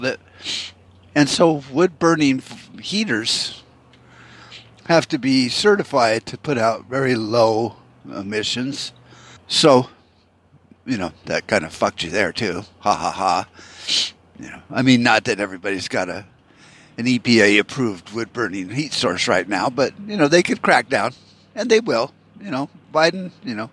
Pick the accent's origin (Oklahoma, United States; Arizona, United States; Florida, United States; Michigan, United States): Arizona, United States; Tempe; my hometown, you know, of Tempe